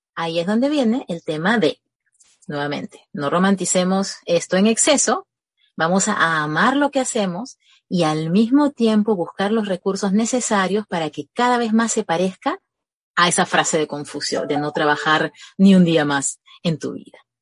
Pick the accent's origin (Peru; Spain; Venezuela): Peru; Yo soy, yo soy peruana